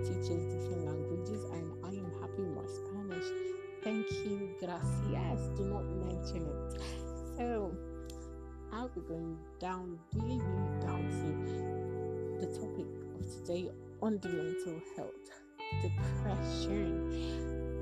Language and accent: English; Nigeria; from where I am from, I'm from Nigeria